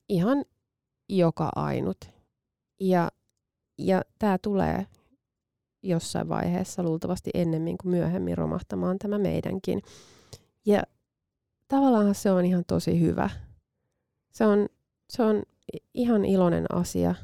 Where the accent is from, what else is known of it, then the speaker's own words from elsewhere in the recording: Finland; moved away; Itse olen maaseudulta kotoisin, vaikka, vaikka en tosin hirveän kaukaa, niin kuin fyysisesti kaukaa mm. Helsingistä